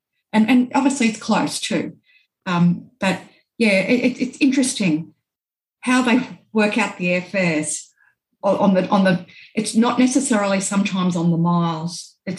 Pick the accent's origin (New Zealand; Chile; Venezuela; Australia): Australia; born or raised there